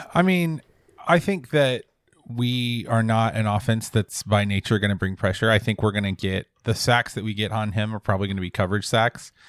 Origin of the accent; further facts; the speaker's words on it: West Georgia, United States; growing up in West Georgia where everybody is, like, a hundred percent a, like, a weird crypto Auburn fan